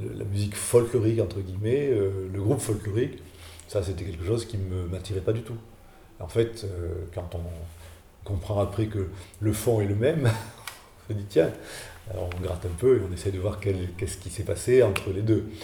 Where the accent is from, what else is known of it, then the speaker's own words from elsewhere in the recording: Saint-Flour, Auvergne-Rhône-Alpes, France; moved away; also born or lived in Aurillac; je suis de Saint-Flour